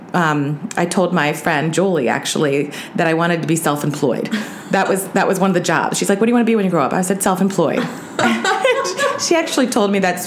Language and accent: English; Baltimore, Maryland, United States; Born and raised Baltimore, hon